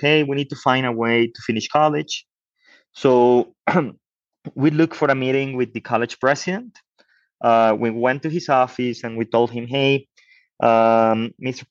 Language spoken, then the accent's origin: English; Mexico; I'm from Mexico.